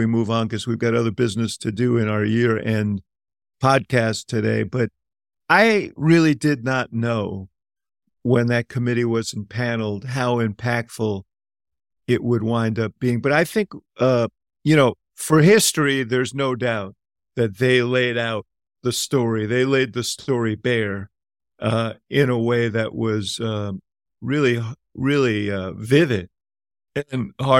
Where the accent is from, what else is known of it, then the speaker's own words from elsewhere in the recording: Illinois, United States; And I'm from Cook County.